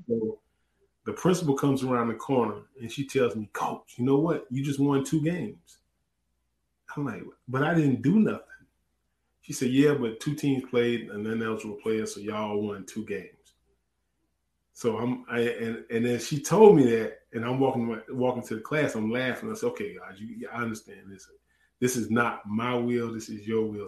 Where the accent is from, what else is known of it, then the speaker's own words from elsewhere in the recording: Orangeburg, South Carolina, United States; moved away; also born or lived in Chattanooga, Tennessee; I'm, I'm from Orangeburg.